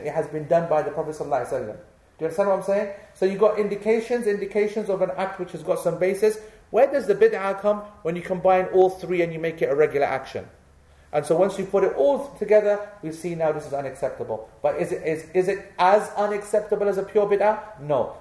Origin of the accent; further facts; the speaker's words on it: England, United Kingdom; because we are born here and we have every right to feel, be, to feel proud of being English